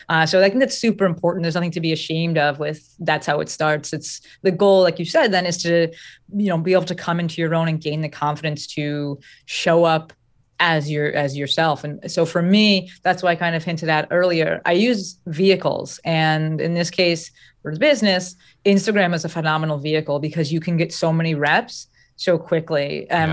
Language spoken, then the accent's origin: English; New Jersey, United States; I'm from Jersey.